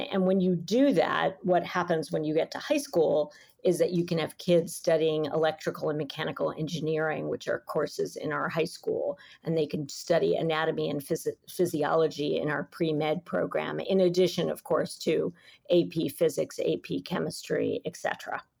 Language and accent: English; New York City, New York, United States; I'm a New Yorker and I love this city